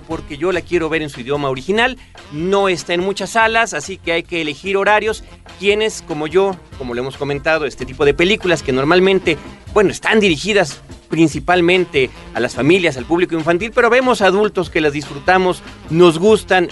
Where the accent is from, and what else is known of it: Mexico